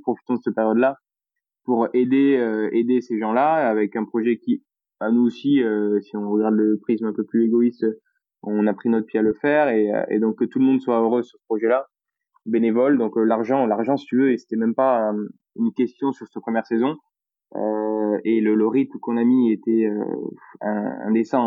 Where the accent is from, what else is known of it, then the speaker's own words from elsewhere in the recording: Toulouse, Occitania, France; accent: Toulouse; je suis fier d'être toulousain et, et je cache pas mon accent